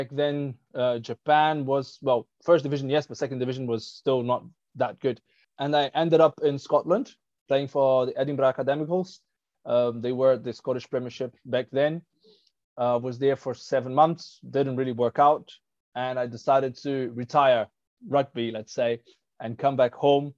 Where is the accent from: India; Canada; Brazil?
Brazil; English is a second language; moved away as an adult; also born or lived in South Africa; I was born and raised in Brazil